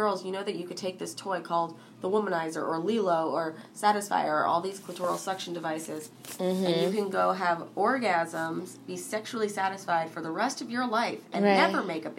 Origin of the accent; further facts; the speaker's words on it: New York, United States; I grew up in New York